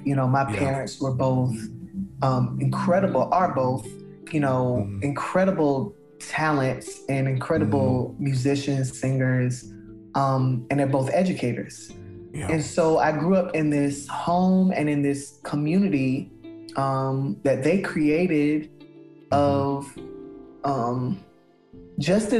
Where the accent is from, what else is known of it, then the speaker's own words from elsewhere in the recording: Palm Beach County, South Florida, United States; moved away; I grew up in South Florida in a very large county named Palm Beach County